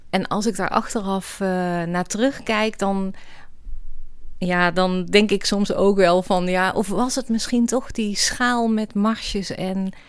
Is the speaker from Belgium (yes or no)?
no; Oss, North Brabant, Netherlands